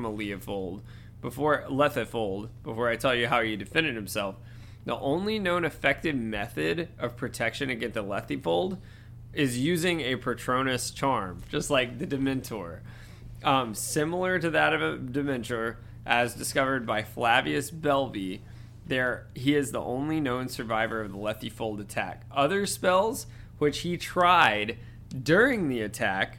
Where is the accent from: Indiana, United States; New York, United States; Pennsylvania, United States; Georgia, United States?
Georgia, United States; accent: Georgia; my weird Georgia accent